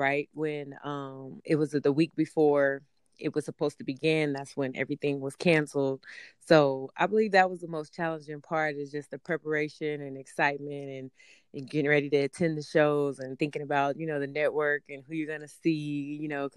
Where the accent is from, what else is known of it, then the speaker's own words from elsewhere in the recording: Austin, Texas, United States; I'm from Austin, Texas, and I am working with artists in a publicist capacity out here.